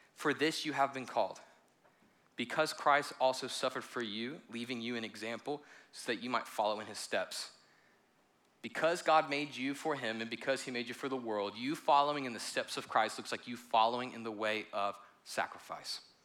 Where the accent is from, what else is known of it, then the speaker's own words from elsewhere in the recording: United States; also born or lived in South Carolina; I am American